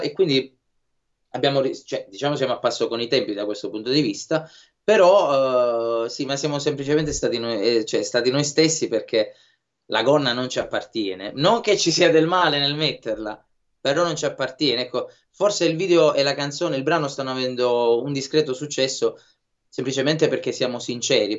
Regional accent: Lucania, Basilicata, Italy; Noi invece siamo Lucani

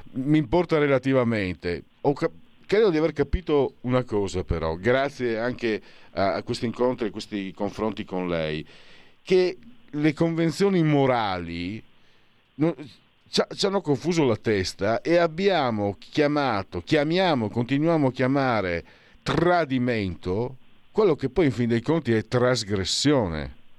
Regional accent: Friuli-Venezia Giulia, Italy; vengo dal Friuli

